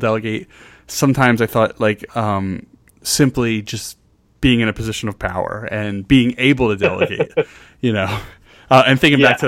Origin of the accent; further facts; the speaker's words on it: New Jersey, United States; now in Boston, United States; I'm from South Jersey, and I'm in Boston, which is 6 hours away